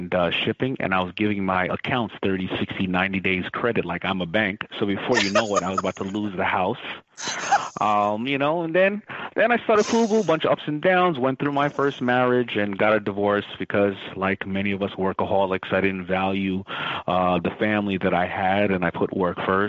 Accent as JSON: {"language": "English", "town": "New York City", "region": "New York", "country": "United States", "tie": "born or raised there", "said": "I was growing up in Hollis, Queens, where it was lower middle class"}